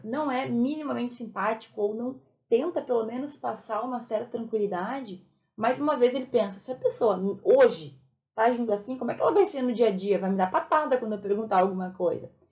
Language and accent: Portuguese; Rio Grande do Sul, Brazil; Eu sou gaúcha